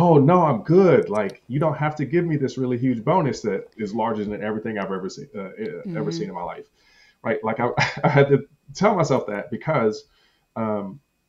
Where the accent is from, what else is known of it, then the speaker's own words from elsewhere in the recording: Compton, California, United States; I grew up bullied in Compton.